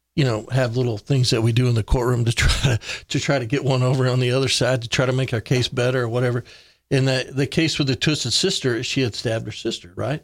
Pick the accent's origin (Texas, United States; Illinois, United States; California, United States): Texas, United States; Big Spring; moved away as an adult; now in Kerrville, United States; I grew up in West Texas